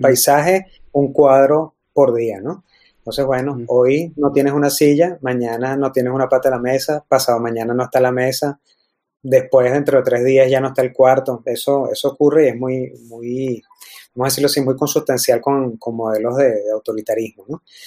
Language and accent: Spanish; Venezuela; como venezolanos